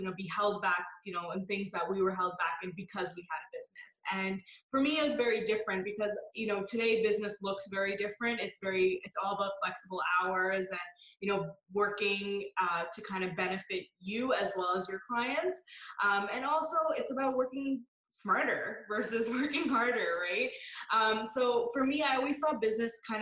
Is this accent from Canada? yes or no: yes; Canada; I was born and raised here. So I always say I'm Canadian